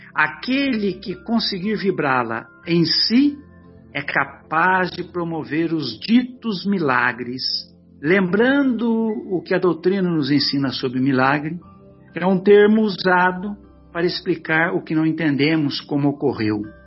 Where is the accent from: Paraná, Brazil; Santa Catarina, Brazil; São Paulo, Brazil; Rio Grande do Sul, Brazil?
São Paulo, Brazil; São José do Rio Pardo; é a nossa cidade